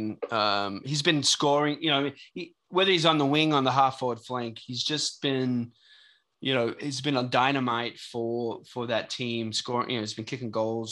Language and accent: English; Melbourne, Victoria, Australia; moved away; Melbourne, my hometown